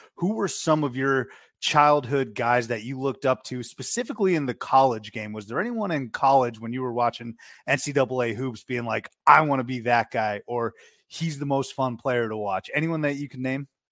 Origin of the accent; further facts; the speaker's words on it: Boston area, Massachusetts, United States; I'm from the Boston area, so I grew up with a lotta people who love B C basketball